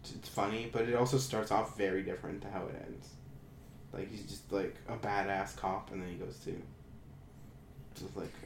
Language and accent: English; Ontario, Canada; I was born in Ontario